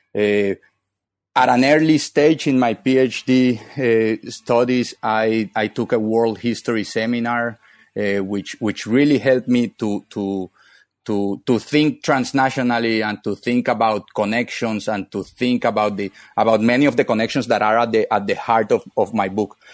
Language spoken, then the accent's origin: English; Barranquilla, Atlántico, Colombia; moved away; I am from Northern Colombia, from a city called Barranquilla, and, uh, and we barranquilleros are proud of calling ourselves, uh, Caribbean